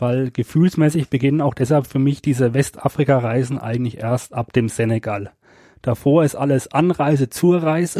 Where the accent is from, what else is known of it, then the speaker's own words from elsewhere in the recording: Germany; bei uns in Deutschland